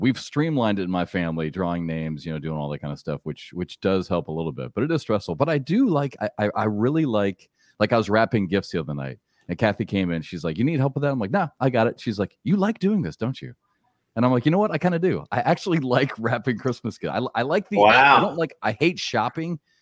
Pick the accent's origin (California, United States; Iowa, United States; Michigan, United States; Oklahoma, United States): Iowa, United States; I grew up in Iowa